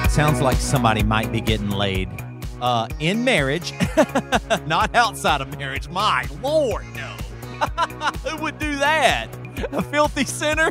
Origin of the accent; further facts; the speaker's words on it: the South, United States; I grew up in the South, and fried chicken is like in my blood.